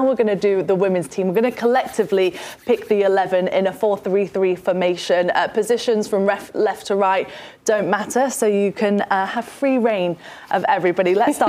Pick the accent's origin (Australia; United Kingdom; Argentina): United Kingdom; Nottingham, East Midlands; She's from my hometown, actually.